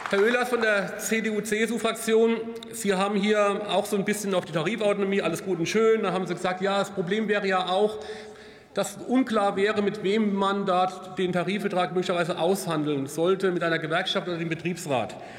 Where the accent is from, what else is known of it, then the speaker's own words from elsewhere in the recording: Kaiserslautern, Rhineland-Palatinate, Germany; Ich komme aus Kaiserslautern